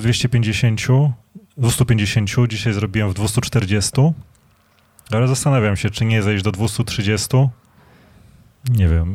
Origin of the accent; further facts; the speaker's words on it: Legionowo, Masovian Voivodeship, Poland; U nas w Legionowie była taka piekarnia